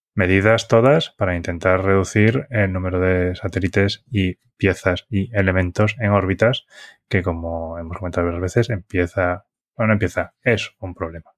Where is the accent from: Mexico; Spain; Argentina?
Spain; Galicia; de mi tierra, es una empresa gallega